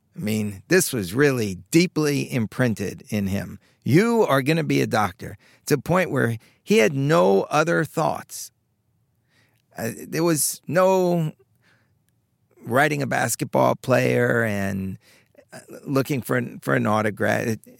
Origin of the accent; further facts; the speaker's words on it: Long Island, New York, United States; I grew up in Long Island, not far away